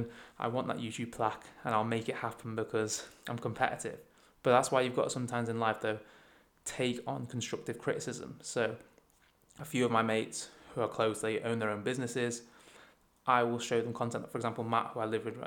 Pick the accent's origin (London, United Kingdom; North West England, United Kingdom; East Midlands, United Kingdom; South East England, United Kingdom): North West England, United Kingdom; Chester; I'm from Chester, which is a very small city, probably about 80,000 people, and everyone knows everyone